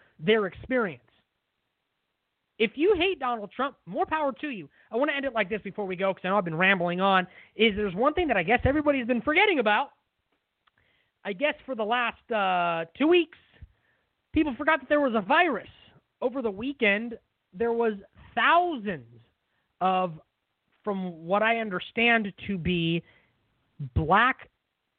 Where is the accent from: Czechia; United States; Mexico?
United States; West Sacramento, California; So here in my hometown